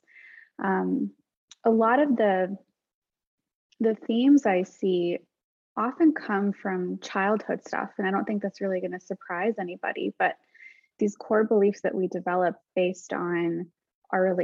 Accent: United States; I'm Arab American, was born in the States

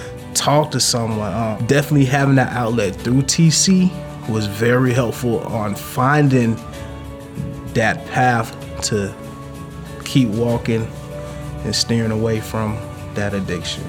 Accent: Pensacola, Florida, United States; I grew up in Pensacola, Florida.

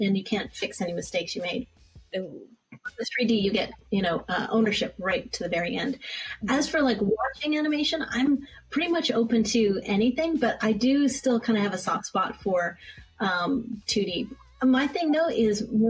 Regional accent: Calgary, Alberta, Canada; moved away as an adult; also born or lived in Vancouver, Canada / San Francisco area, United States; now in Glendale, United States; I'm born and raised pretty much in Calgary, Alberta

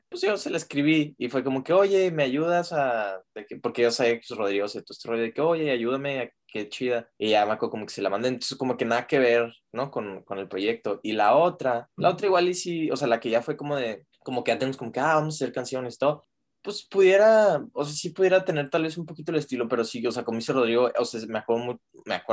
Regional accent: Juárez, Chihuahua, Mexico; now in Austin, United States; nosotros somos de Juárez y el Paso, al norte de México, y este, pero ahorita yo me vine a terminar la carrera a Austin

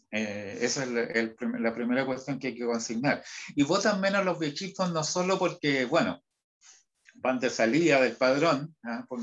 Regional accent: Huasco, Atacama, Chile; Ah, bueno, vengo, vengo de Huasco, que está...

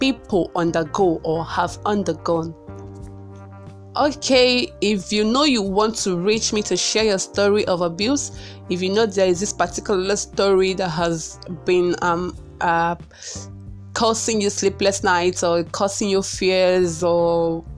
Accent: Onitsha, Anambra, Nigeria; we grew up in the metropolitan city of Onitsha, Anambra State, Nigeria. And that place is, I don't know, I grew up precisely in Fege

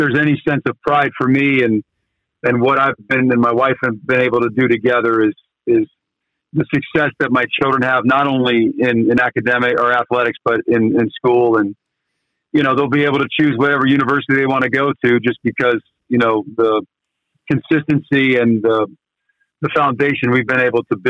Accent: St. Marys, Ohio, United States; moved away as an adult; now in South Bend, United States; when I grew up in St. Mary's

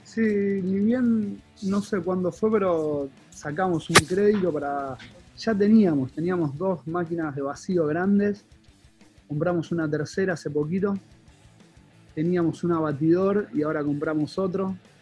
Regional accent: Quilmes, Buenos Aires Province, Argentina; soy quilmenio.

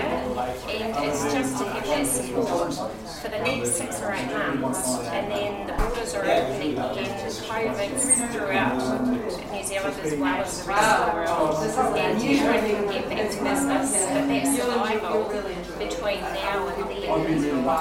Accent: Canada; and I'm originally from

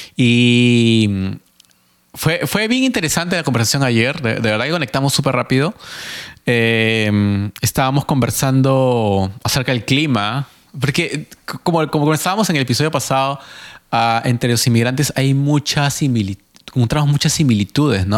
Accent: Peru; now in Mississauga, Canada; yo, que soy peruano

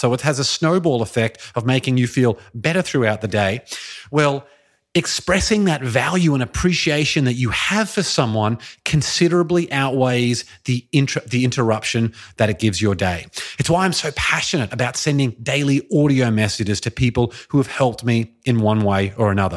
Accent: Brisbane, Queensland, Australia; moved away as an adult; Brisbane, Australia, which is my hometown where I grew up and lived for the first twenty-eight years of my life

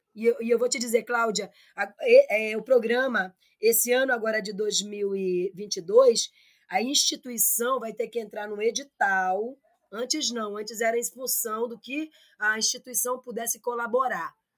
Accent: Nova Olinda do Norte, Amazonas, Brazil; now in Manaus, Brazil; eu sou daqui do Amazonas, eu sou de Nova Olinda do Norte

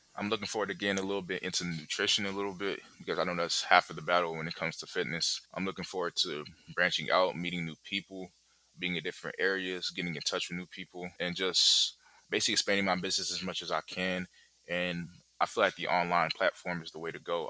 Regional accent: Kinshasa, DR Congo; now in Charlotte, United States; I currently live in Charlotte. I'm from the Congo, I'm from the capital, Kinshasa

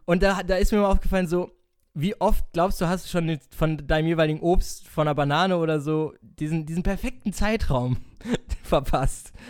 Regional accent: North Rhine-Westphalia, Germany; wir kommen auch aus NRW

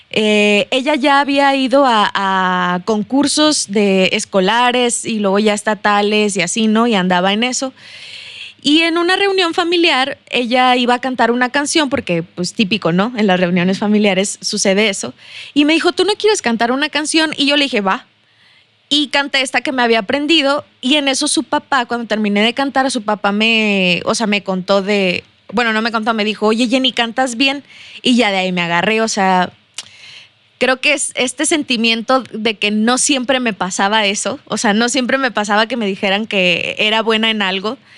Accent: Saltillo, Coahuila, Mexico; accent: chilango; si soy de aquí, Sí, soy de aquí de Saltillo, discúlpenme por el acento chilango.

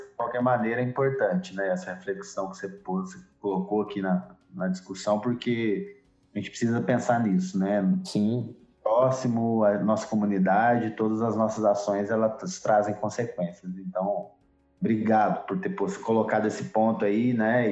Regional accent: Minas Gerais, Brazil; Nós como mineiros aqui, nosso estado como ele é diverso

